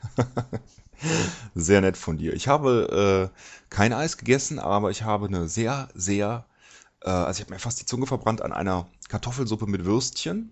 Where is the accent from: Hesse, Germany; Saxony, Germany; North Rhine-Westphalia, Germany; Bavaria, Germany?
North Rhine-Westphalia, Germany; Cologne; natürlich bin ich Rheinländer, ich bin in Köln geboren